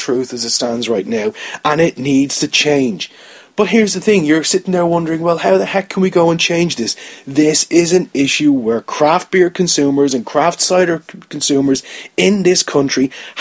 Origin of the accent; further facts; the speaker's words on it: Ireland; as an Irish person